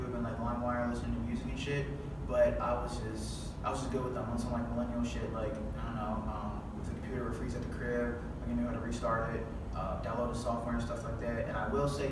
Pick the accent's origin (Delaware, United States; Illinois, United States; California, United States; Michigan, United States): Illinois, United States; Chicago; I'm a Chicagoan